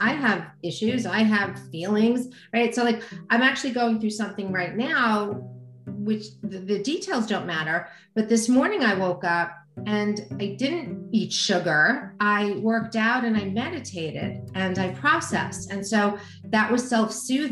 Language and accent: English; United States; I'm an American